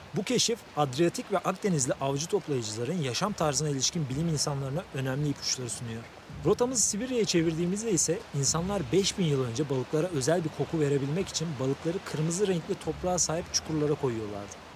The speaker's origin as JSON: {"language": "Turkish", "country": "Turkey"}